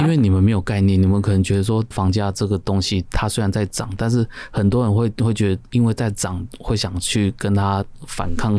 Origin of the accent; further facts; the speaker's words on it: Keelung, Taiwan; moved away as an adult; now in Xindian, Taiwan; 我老家在基隆，那其实那时候我就住在新店这样子，然后一直到现在